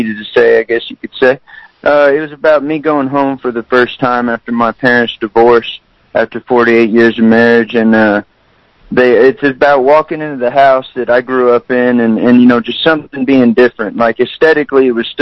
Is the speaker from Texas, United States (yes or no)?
yes; San Antonio, Texas, United States; I was born and raised in San Antonio, Texas